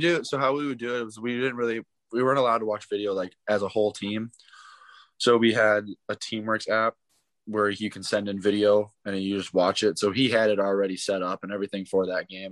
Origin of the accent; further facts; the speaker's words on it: St. Louis, Missouri, United States; I'm from St. Louis, so I watched the Blues for a bit